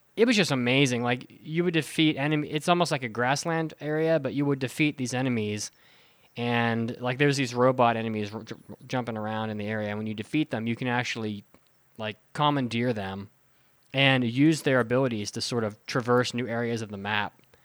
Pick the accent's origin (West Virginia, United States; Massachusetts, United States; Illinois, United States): West Virginia, United States; moved away; I grew up in, in West Virginia